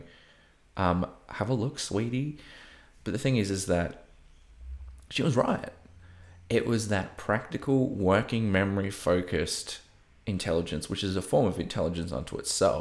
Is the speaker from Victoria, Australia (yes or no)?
no; Coffs Harbour, New South Wales, Australia; moved away as an adult; also born or lived in Sunshine Coast, Australia; now in Melbourne, Australia; Coffs Harbour, my hometown